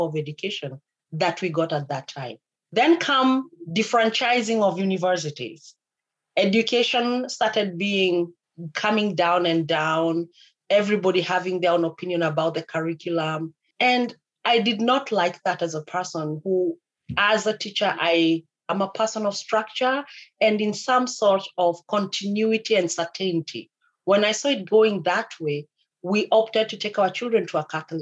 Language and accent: English; Central Province, Kenya; moved away as an adult; now in Canada; I come from Central